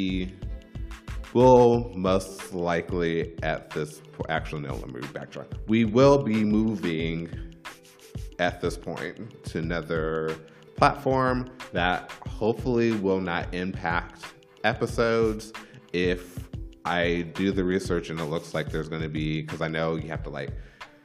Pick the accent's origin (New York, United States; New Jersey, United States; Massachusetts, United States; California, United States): California, United States; we grew up in California.